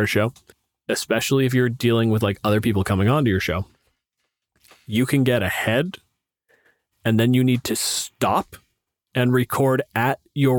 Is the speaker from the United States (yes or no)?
no; Canada; I'm a physicist. I'm from Canada.